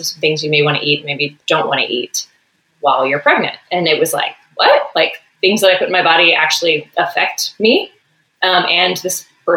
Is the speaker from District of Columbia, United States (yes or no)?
no; Texas, United States; moved away as an adult; now in California, United States; I grew up in Texas